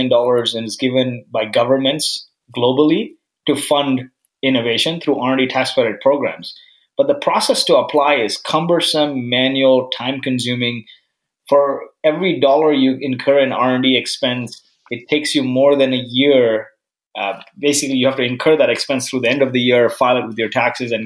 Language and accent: English; Canada; now in San Francisco, United States; I'm Canadian through and through.